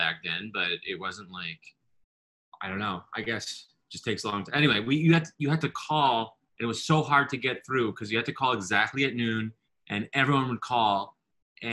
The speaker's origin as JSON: {"language": "English", "town": "Ottawa", "region": "Ontario", "country": "Canada", "tie": "born or raised there", "also_born_or_lived": "Budapest, Hungary / Toronto", "moved": "as an adult", "lives_now": "New York, United States", "said": "I went to Glebe. I'm from the Glebe"}